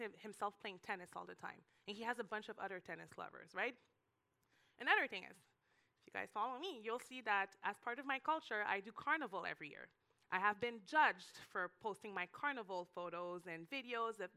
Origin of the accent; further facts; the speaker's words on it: Canada; moved away as an adult; now in Miami, United States; I'm Canadian